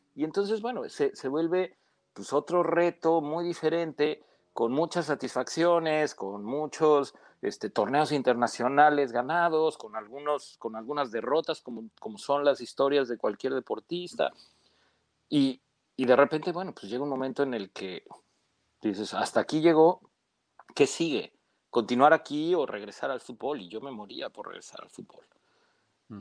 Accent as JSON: {"language": "Spanish", "country": "Mexico", "said": "Como mexicano"}